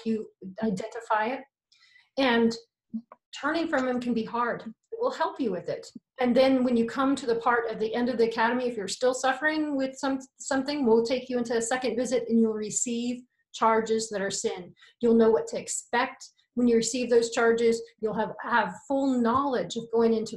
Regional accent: United States; I'm American

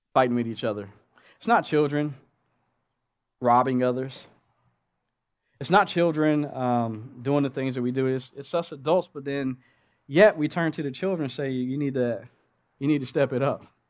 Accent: Oklahoma, United States; moved away; I'm from Oklahoma

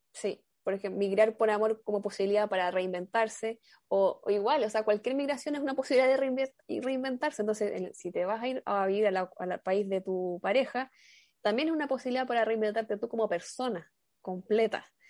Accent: Chile; yo soy de Chile

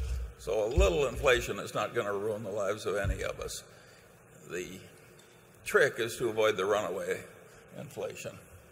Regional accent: Omaha, Nebraska, United States; Well, I was raised here in Omaha, and I well remember the 2-cent first-class stamp and the 5-cent hamburger.

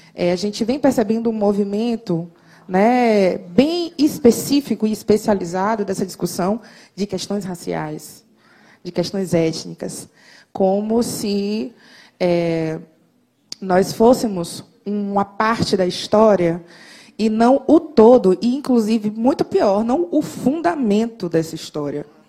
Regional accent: Salvador, Bahia, Brazil; Eu sou soteropolitana, faço muito orgulho disso

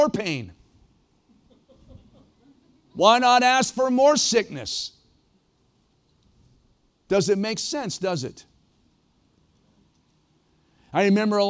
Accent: Ohio, United States; moved away as an adult; also born or lived in Prescott, Arizona / Oregon; growing up in Ohio, don't hold it against me, Ohio is a great place to be from.

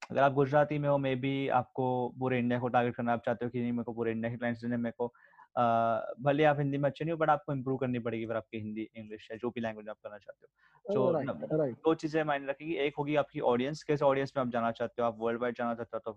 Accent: India; first language Sindhi; मैं भी {S0} सिंधी हूँ तो मुझे भी अपनी भाषा में सुन चीजें सुनना देखना ज्यादा पसंद है

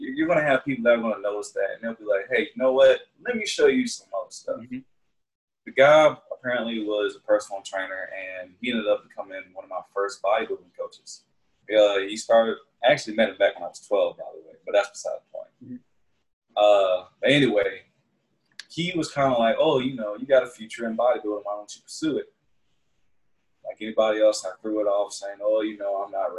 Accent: Augusta, Georgia, United States; The place where I'm from in Georgia is called Augusta, small city.

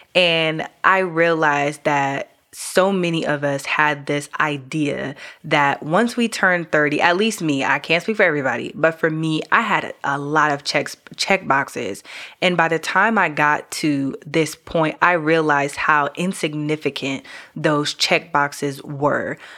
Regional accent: New York, United States; now in Georgia, United States; I'm from New York originally

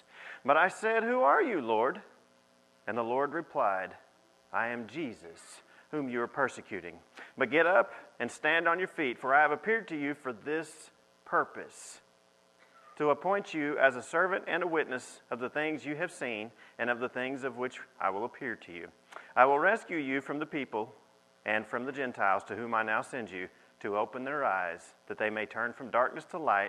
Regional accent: California, United States; born there; I was born in California, and the first 6 weeks of my life, nobody's ever been able to tell me anything about.

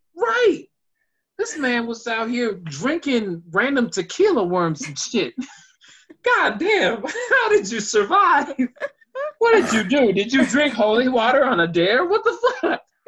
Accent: Houston, Texas, United States; my hometown of Houston

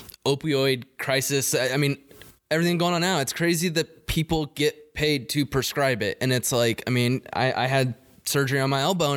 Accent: Yuma, Arizona, United States; I'm from Yuma, where there's a huge military base there, and just all my high school buddies went on to the military

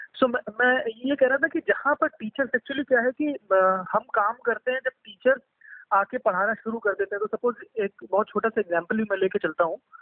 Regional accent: Lucknow, Uttar Pradesh, India; moved away as an adult; also born or lived in Gurgaon; मैं basically uh, Lucknow से belong करता हूँ और uh, यहीं पे ही पला बड़ा सारी स्कूलिंग से लेकर हर एक चीज़ मैंने यहीं पे की

